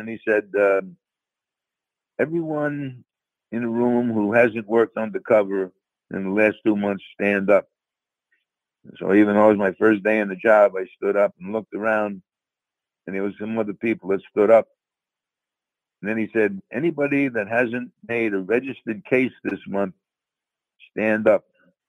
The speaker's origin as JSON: {"language": "English", "region": "New York", "country": "United States", "accent": "New York", "moved": "yes", "lives_now": "Tampa area, United States", "said": "as you can tell from my accent, I'm from New York anyway, so I fitted in with New York."}